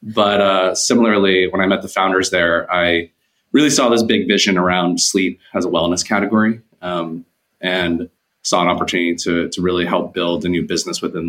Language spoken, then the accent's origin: English; Bay Area, Silicon Valley, California, United States; I'm from the Bay Area, Silicon Valley.